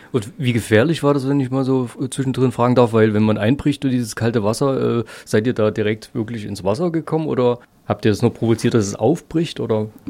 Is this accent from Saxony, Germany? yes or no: yes; Saxony, Germany; bei uns in Sachsen